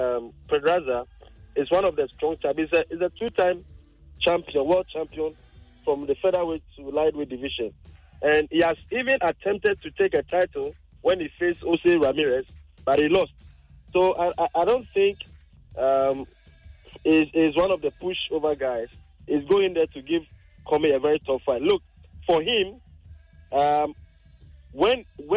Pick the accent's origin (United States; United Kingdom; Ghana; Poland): Ghana; as Ghanaians